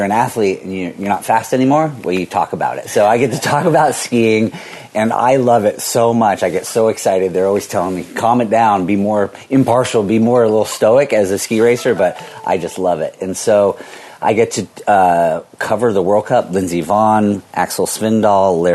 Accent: Vermont, United States; growing up in Vermont

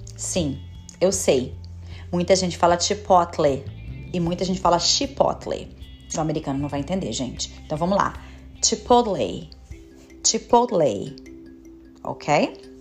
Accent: Brazil; moved away as an adult; now in United States; eu também sou brasileira

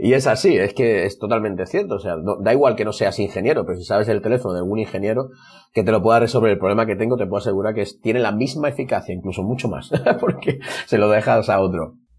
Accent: Marbella, Andalusia, Spain; olernos, que se dice en mi pueblo, vamos a olernos. Aquí por Marbella se dice así

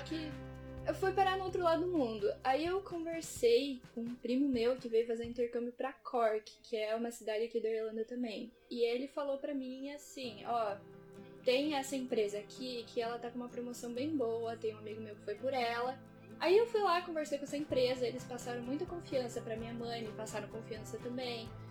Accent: Pato Branco, Paraná, Brazil; now in Dublin, Ireland; hoje em dia eu moro em Dublin, eu sou de Pato Branco.

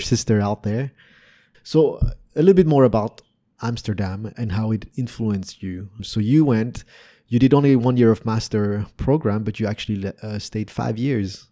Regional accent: France; also born or lived in Canada; now in Vietnam; Growing up in Europe

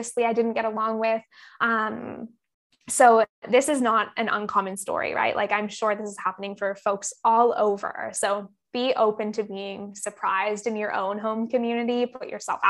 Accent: Campbell River, British Columbia, Canada; now in Bali, Indonesia; I was back in Camp River, my hometown, for maybe 4 months during COVID.

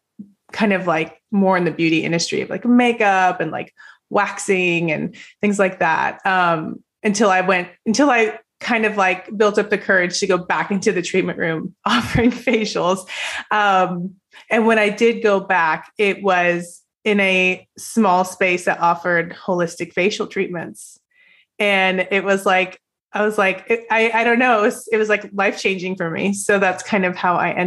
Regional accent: Napa Valley, Northern California, United States; now in Tampa, United States; I grew up in California, Northern California, in the, you know, Napa Valley area

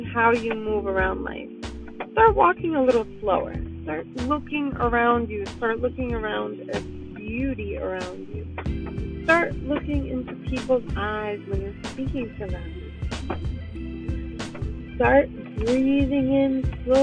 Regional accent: New York City, New York, United States; I was raised in New York City

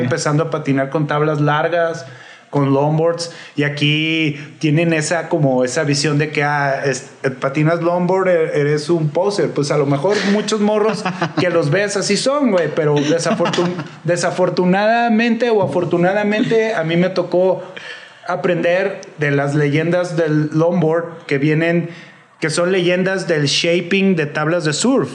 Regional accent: Guadalajara, Jalisco, Mexico; also born or lived in California / Mexico City; now in Guadalajara, Mexico; yo soy de aquí de Guadalajara, yo nací aquí y pues anduve en Califa y todo ese rollo y después ya me regresé a DF.

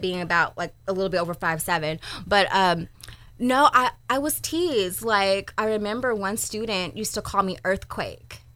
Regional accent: Sacramento, California, United States; I am a Sacramento native, born and raised in Del Paso Heights

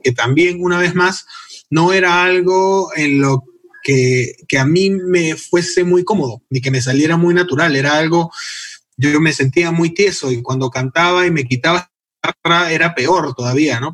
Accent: Peru; also born or lived in United States

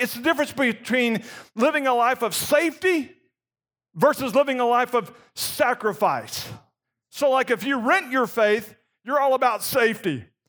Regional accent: Gainesville, Florida, United States; moved away; I grew up in Gainesville, Florida

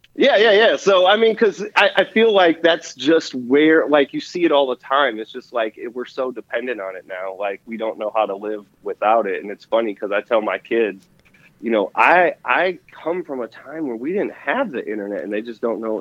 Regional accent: Wisconsin, United States; I'm from Wisconsin.

